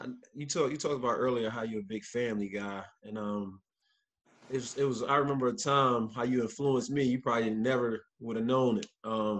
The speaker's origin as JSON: {"language": "English", "town": "Philadelphia", "region": "Pennsylvania", "country": "United States", "said": "I'm from Philly"}